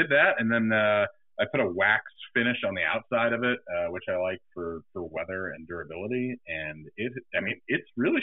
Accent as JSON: {"language": "English", "region": "New York", "country": "United States", "tie": "born or raised there", "said": "I grew up in New York with a dad that was a New York City fireman"}